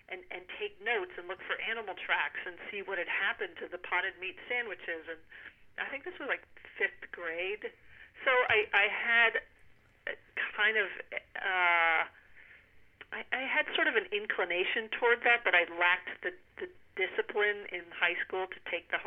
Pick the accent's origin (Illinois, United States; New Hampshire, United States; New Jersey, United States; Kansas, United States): New Hampshire, United States; Hanover; I grew up in Hanover, New Hampshire, which is where Dartmouth College is